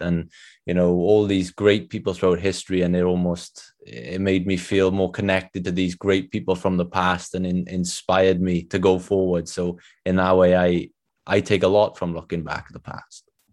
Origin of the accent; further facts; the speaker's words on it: Wales, United Kingdom; accent: Welsh; my Welsh accent